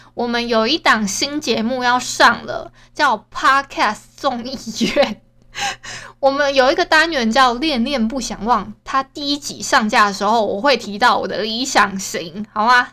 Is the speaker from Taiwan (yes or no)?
yes; Hualien County, Taiwan; 我们都是花莲人嘛